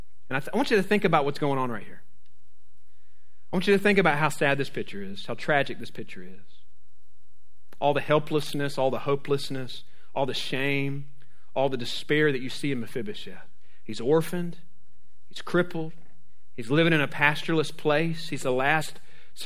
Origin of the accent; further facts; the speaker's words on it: Jacksonville, Florida, United States; I'm from Jacksonville